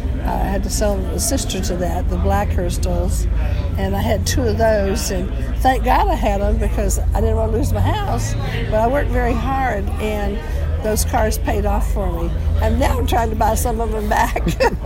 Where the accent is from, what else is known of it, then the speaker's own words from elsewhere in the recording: Georgia, United States; now in California, United States; I'm from Georgia.